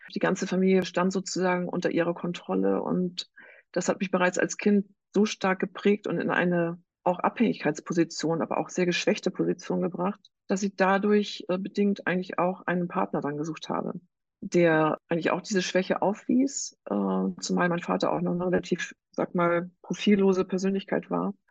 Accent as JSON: {"language": "German", "region": "Northern Germany", "country": "Germany", "said": "Ich selber habe drei erwachsene Kinder und komme aus Norddeutschland."}